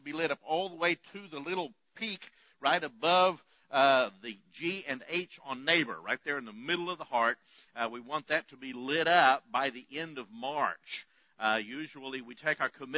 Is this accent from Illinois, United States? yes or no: no; West Texas, United States; I grew up in West Texas